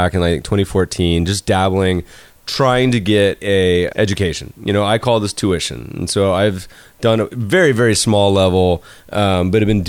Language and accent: English; Winston-Salem, North Carolina, United States; now in Los Angeles, United States; my hometown in Winston-Salem